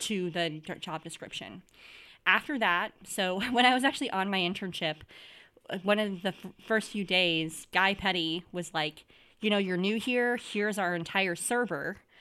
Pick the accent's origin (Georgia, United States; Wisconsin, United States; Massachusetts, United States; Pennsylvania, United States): Wisconsin, United States; moved away; I'm originally from Wisconsin